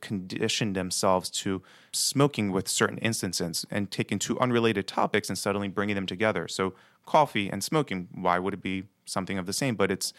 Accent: Baltimore, Maryland, United States; I'm born and raised in Baltimore City. Grew up actually in that block away from here in the Greektown area.

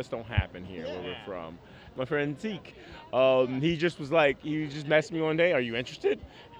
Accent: Florida, United States; now in Michigan, United States; I'm actually not from Michigan. I'm from Florida.

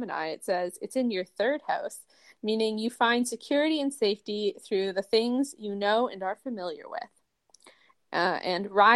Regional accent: Toronto, Ontario, Canada; I was born on February 10th, 1995 at 8:43 a.m. in Toronto, Canada

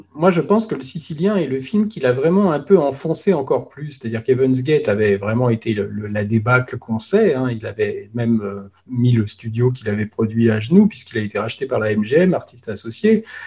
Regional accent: France; on est, on est français

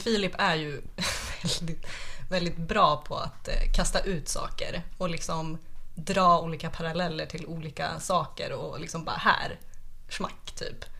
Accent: Sorunda, Stockholm County, Sweden; jag kommer från Sorunda

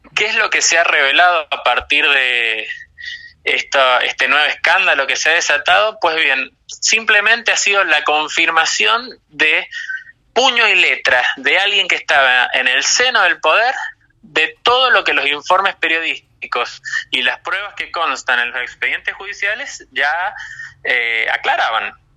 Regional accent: San Juan, Argentina; el gobernador de mi provincia natal, Sergio Uñac

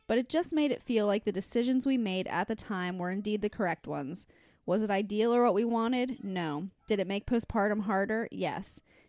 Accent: Chicago, Illinois, United States; I'm from Chicago.

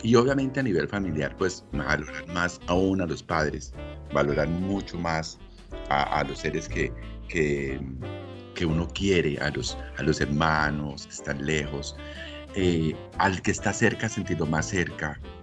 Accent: Ibagué, Tolima, Colombia; moved away; yo soy de Ibagué, de la ciudad musical de Colombia. Mis padres son de Ibagué también.

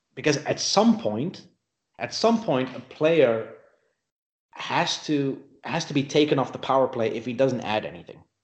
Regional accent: Netherlands; moved away as an adult; also born or lived in South Africa; When I was 22, I moved to South Africa from the Netherlands

